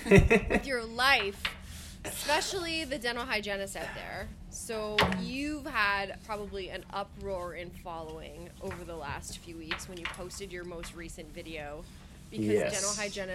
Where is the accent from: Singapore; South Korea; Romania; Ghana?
Romania; I'm Romanian, but I speak Italian.